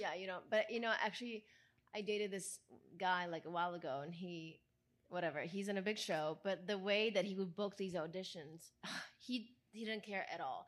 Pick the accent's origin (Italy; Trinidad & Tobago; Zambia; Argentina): Italy; English is a second language; moved away as an adult; now in Los Angeles, United States